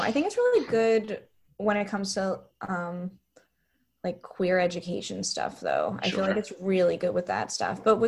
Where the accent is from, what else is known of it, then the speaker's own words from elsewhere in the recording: Westchester, New York, United States; I grew up in Westchester